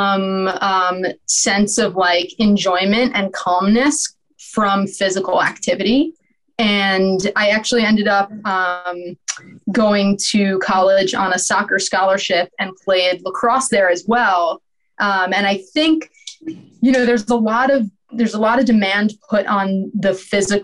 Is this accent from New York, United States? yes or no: yes; New York City, New York, United States; I grew up in New York City